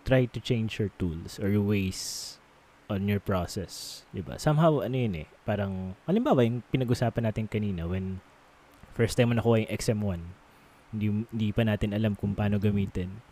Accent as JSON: {"language": "Tagalog", "area": "Ilocano", "region": "Ilocos Region", "country": "Philippines", "said": "Ilocano lang ako"}